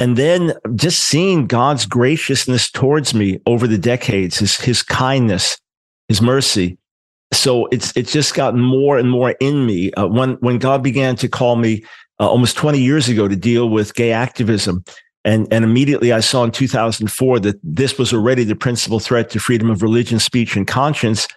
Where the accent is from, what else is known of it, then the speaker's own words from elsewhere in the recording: New York, United States; I'm a New Yorker, New York Jew